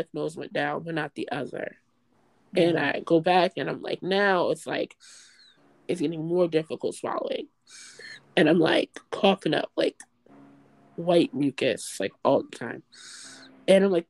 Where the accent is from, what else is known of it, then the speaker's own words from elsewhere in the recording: North New Jersey, United States; also born or lived in New York; now in Baltimore, United States; I am originally from North New Jersey.